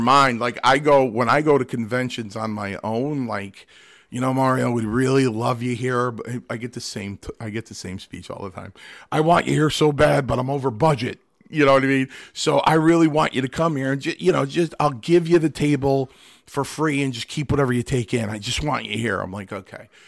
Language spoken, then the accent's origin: English; Milford, Connecticut, United States; born or raised there; also born or lived in Stamford, Connecticut